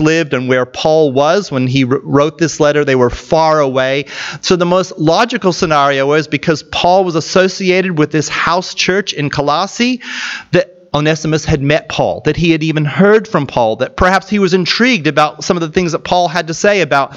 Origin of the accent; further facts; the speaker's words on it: United States; moved away; I'm from an American background